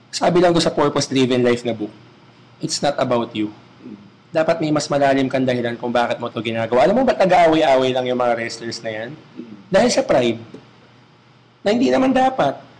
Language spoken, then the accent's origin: Tagalog; Manila, Metro Manila, Philippines; it's my hometown